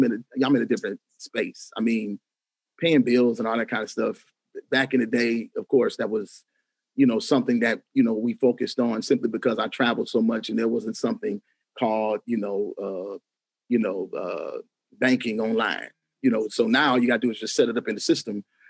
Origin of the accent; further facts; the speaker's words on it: Grand Rapids, Michigan, United States; the Grand Rapids Symphony Orchestra actually gives an award away every February to a community leader in my hometown